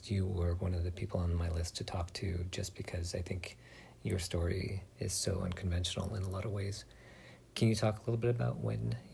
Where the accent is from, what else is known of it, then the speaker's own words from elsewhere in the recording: California, United States; because growing up in Marin, you know the deal.